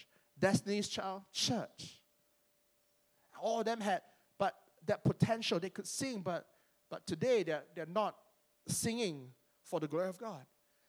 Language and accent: English; Penang, Malaysia; I was there in church wearing slippers and shorts because I'm from Penang and that's our uniform.